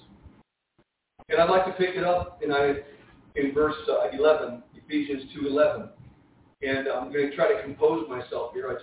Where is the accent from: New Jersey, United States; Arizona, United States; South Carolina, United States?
New Jersey, United States; Jersey City; I was born and raised Catholic in Jersey City, New Jersey, in an Italian family